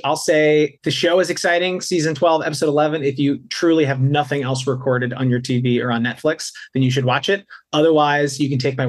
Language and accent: English; East Coast, United States; I grew up on the East Coast. So whenever we'd visit my cousins and grandparents out here on the West Coast